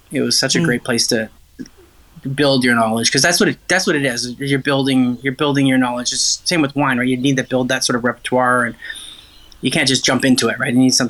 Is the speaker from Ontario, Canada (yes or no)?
yes; Ontario, Canada; And I was, you know, a kid growing up in Ontario.